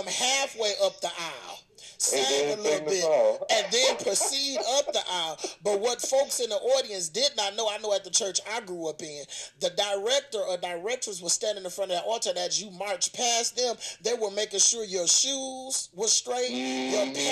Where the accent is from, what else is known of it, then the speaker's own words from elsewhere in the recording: Flint, Michigan, United States; I growing up in Flint